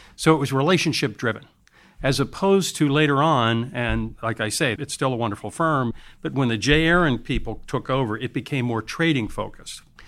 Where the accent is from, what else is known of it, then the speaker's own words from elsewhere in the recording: United States; being an American.